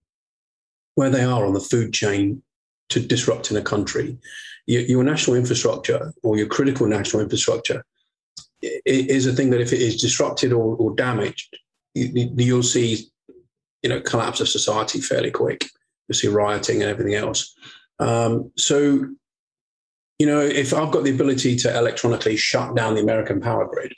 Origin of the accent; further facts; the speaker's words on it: Portsmouth, South East England, United Kingdom; moved away; I went down to my hometown of Portsmouth